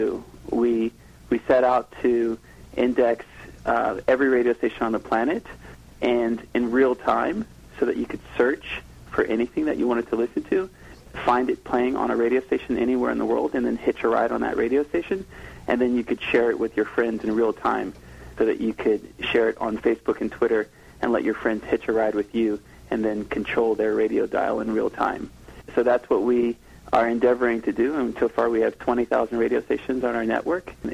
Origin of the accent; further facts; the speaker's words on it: Washington, District of Columbia, United States; I grew up in Washington, D.C., and my family happened to move around a lot in the metro area there